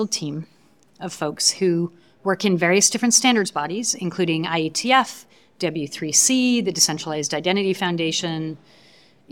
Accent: Canada; I was born in Canada. I am a Canadian

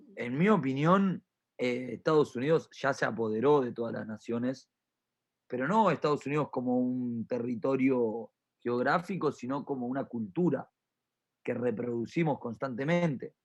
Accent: Argentina; also born or lived in Río de la Plata; todos somos argentinos

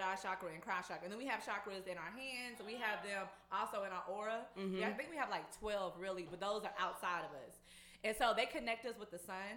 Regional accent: Fort Worth, Texas, United States; I'm from Fort Worth

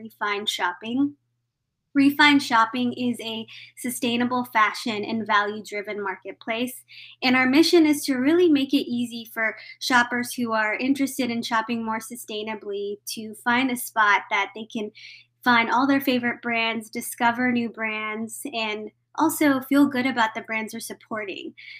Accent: Texas, United States; I'm primarily, like you mentioned, from Texas, born and raised

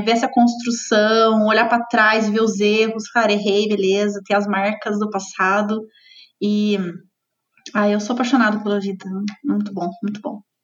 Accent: south of Minas Gerais, Brazil; moved away; also born or lived in São Paulo; É, sou mineira, não sou de Curitiba, sou do sul de Minas, me formei na, na em Lavras, em administração, lá em Minas também

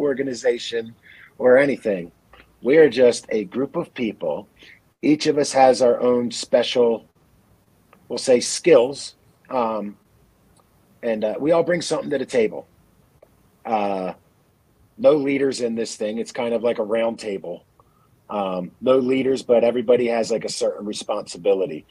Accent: Philadelphia, Pennsylvania, United States; moved away as an adult; also born or lived in Rocky Mountains; I grew up in Philadelphia

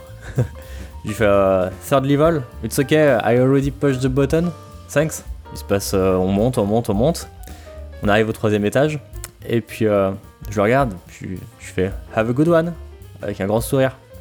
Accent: France; on est français, on comprend tout ce qui se passe dans son

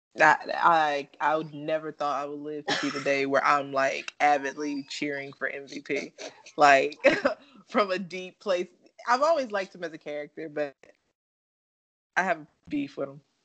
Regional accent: North Carolina, United States; I'm from North Carolina

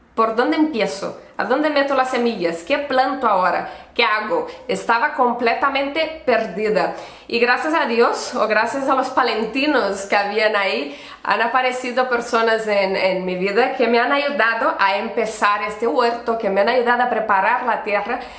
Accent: Brazil; accent: Brazilian; Spanish is a second language; also born or lived in Barcelona, Spain / Pamplona, Spain; now in Spain; soy brasileña de nacimiento, por eso este acento, y española de adopción

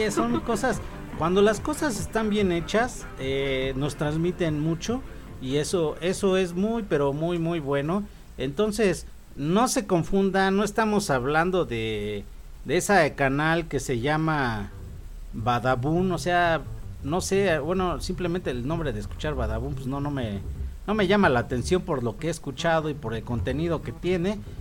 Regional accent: Mexico; como mexicanos

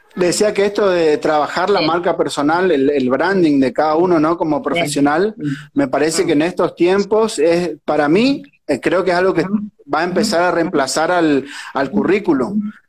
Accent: Tres Isletas, Chaco, Argentina; yo soy eh, de un pueblito del interior del Chaco que se llama Tres Isletas

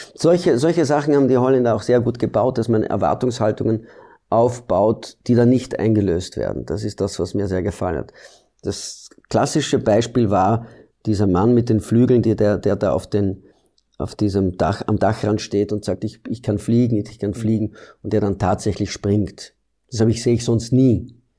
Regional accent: Belgium; moved away as an adult; now in Austria; ich komme aus Belgien, ich bin in Belgien geboren und ich habe in Belgien maturiert

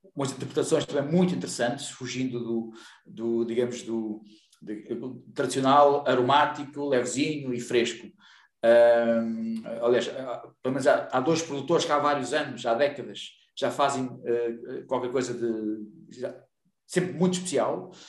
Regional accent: Ponte de Lima, Norte, Portugal; eu sou de Ponte Lima e eu, eu cresci a beber uh, os tintos Loureiros

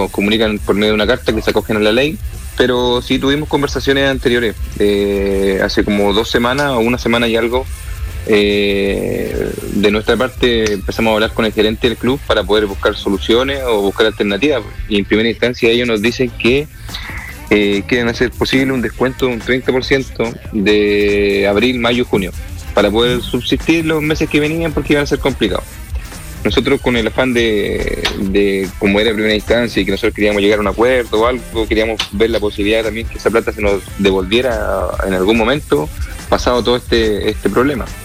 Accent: Nueva Imperial, Araucanía, Chile; yo soy de, de Nueva Imperial, también está ahora el periodo de cuarentena

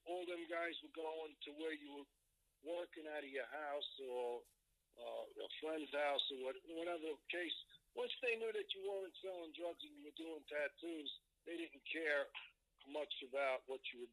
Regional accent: New York City, New York, United States; the neighborhood where I grew up in Brooklyn

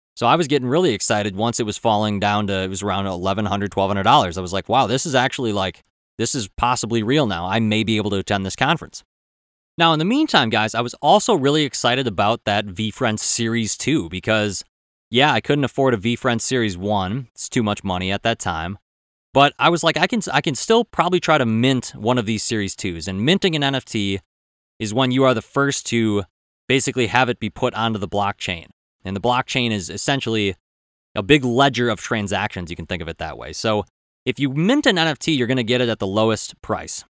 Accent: Minnesota, United States

